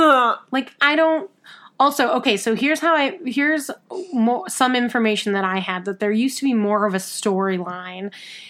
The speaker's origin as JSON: {"language": "English", "town": "New York City", "region": "New York", "country": "United States", "said": "as a New Yorker."}